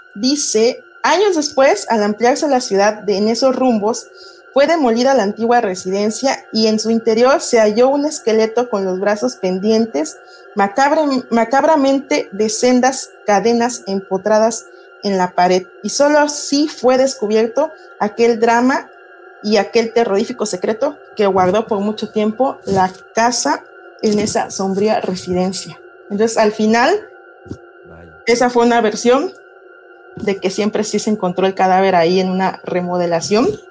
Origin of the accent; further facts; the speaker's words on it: Oaxaca, Mexico; nosotros como oaxaqueños